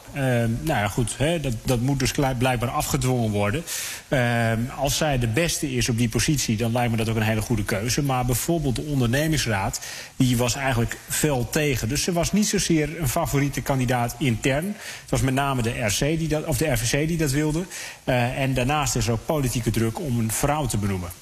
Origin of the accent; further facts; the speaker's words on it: Netherlands; wij als Nederlanders